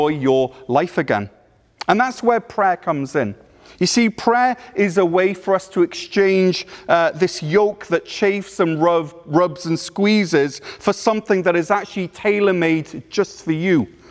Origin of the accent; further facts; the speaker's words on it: Wales, United Kingdom; moved away; I'm from Wales, but I pastor over at Cornerstone Church in North Gore